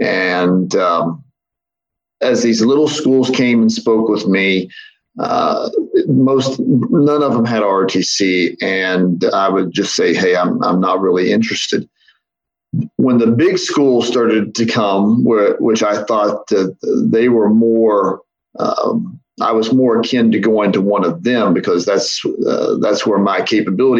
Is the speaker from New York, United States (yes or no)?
no; Milton, West Virginia, United States; also born or lived in Huntington, West Virginia; I was born in Huntington, grew up in Milton.